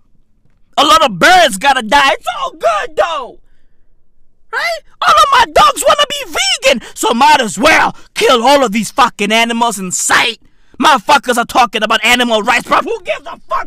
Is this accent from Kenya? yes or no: no; South Africa; I'm 30 years old. And I'm South African